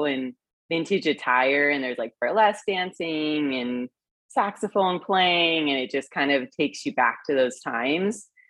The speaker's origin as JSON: {"language": "English", "town": "Temecula", "region": "California", "country": "United States", "tie": "born or raised there", "moved": "yes", "said": "I'm from Temecula, California."}